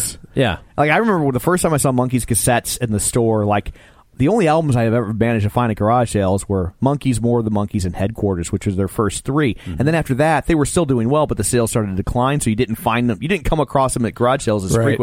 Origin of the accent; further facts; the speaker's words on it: St. Louis, Missouri, United States; We're from St. Louis